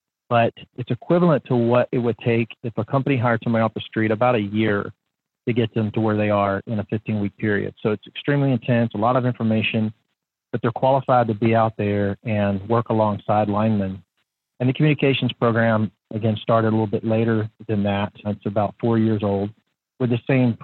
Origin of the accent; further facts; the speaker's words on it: Northern Alabama, United States; moved away as an adult; now in Chattanooga, United States; I was not necessarily a country boy growing up in Northern Alabama